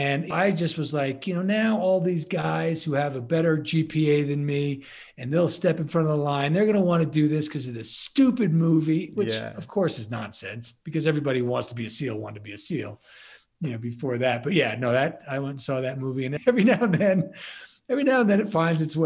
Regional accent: Bay Shore, New York, United States; moved away as an adult; also born or lived in Maryland; Born and bred from Long Island, New York, Bay Shore to be specific.

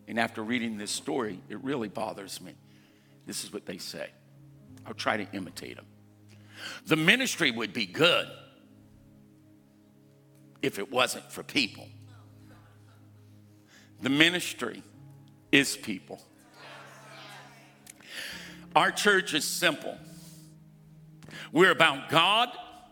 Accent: United States; I was born in the United States of America

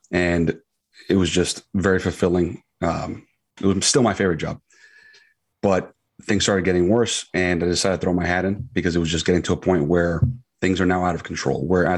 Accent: Queens, New York, United States; And I was born in Queens, Flushing. And, you know, just grew up basically everywhere.

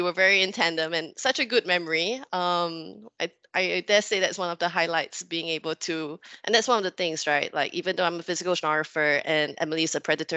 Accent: Singapore; I'm from Singapore. I'm from an island. It's a bit impossible to escape the sea. You grow up with it

